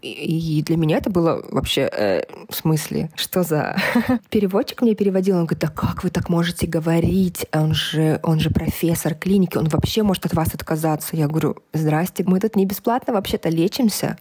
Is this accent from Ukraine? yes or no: no; Kazakhstan; also born or lived in Almaty, Kazakhstan / South Korea; я из Казахстана, и мы жили в Алмате.